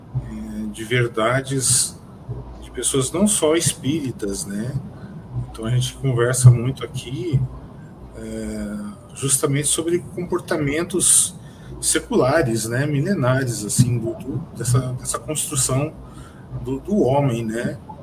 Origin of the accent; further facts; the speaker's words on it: São José dos Campos, São Paulo, Brazil; sou de São José dos Campos